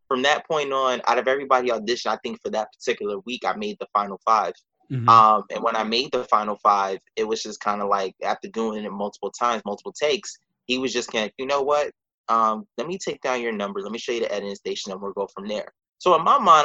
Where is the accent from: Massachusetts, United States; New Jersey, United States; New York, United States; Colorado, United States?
New York, United States; New York City; I was born and raised in New York